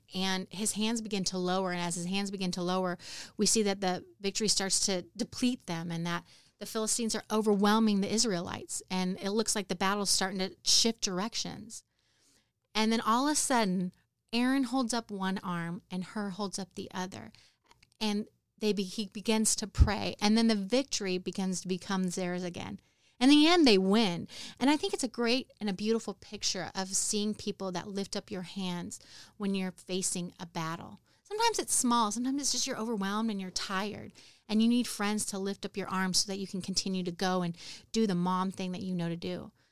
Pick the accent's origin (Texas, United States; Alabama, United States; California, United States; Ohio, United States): California, United States; moved away as an adult; now in Houston, United States; I grew up in California.